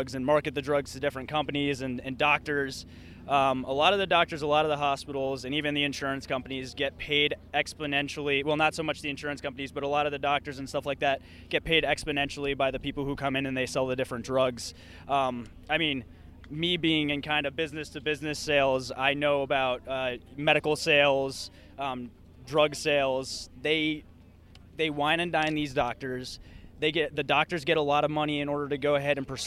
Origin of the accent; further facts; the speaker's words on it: Reading, Pennsylvania, United States; From Reading, Pennsylvania